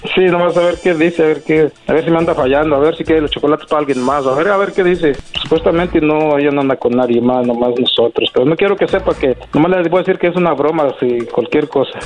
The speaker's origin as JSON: {"language": "Spanish", "country": "Mexico", "said": "yo soy de San Luis"}